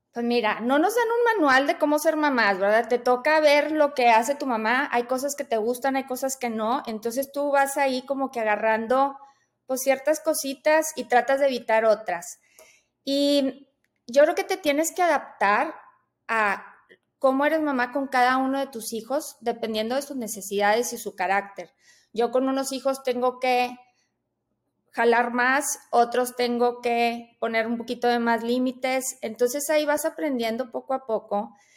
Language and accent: Spanish; Monterrey, Nuevo León, Mexico; yo soy de Monterrey, yo aquí vivo